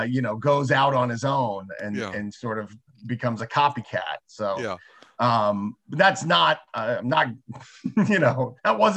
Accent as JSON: {"language": "English", "town": "Bangor", "region": "Maine", "country": "United States", "tie": "born or raised there", "said": "We're at a drive-in in Bangor, Maine, which is my hometown."}